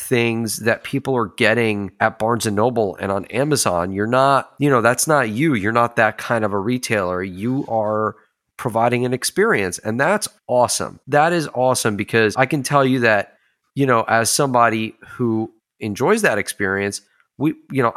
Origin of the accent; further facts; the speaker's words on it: United States; we're from New York, New Jersey, Pennsylvania area